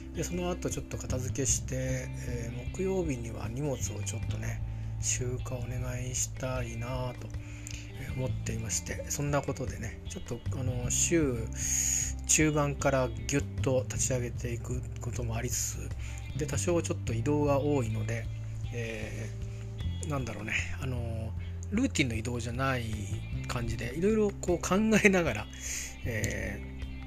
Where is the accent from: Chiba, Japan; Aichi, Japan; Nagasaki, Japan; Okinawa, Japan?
Chiba, Japan; moved away; also born or lived in Tokyo / Saitama / Nerima, Tokyo / Kawasaki; 小学校上がる時に埼玉から千葉に行ったり